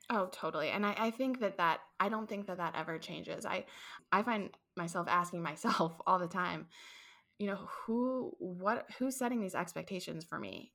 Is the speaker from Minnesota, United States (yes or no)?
no; St. Louis, Missouri, United States; moved away as an adult; also born or lived in Ohio; I grew up in Saint Louis, I left to attend college at Ohio State University